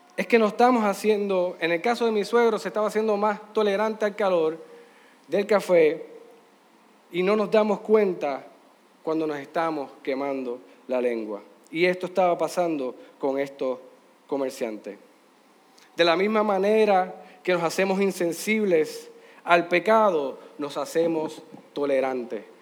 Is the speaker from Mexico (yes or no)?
no; Puerto Rico; Aquí en Puerto Rico